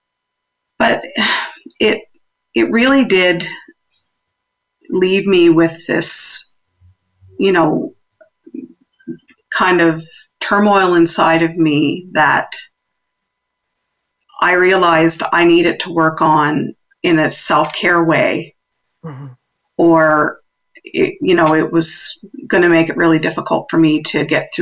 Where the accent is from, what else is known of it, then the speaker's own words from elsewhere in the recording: East Coast, United States; accent: East Coast; Well, now there's my East Coast accent coming out for those who are listening.